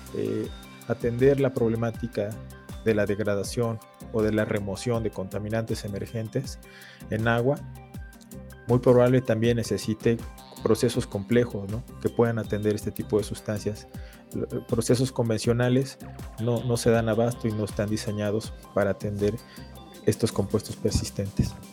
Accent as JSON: {"language": "Spanish", "country": "Mexico", "said": "nosotros como mexicanos"}